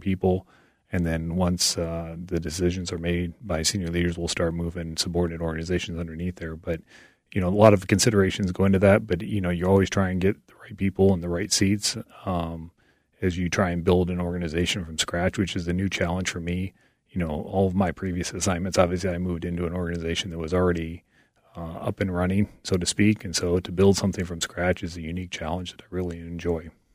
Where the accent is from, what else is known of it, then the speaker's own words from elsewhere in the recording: Iowa, United States; I joined the Iowa National Guard, uh, back in the mid-nineties, and my hometown unit happened to be an artillery unit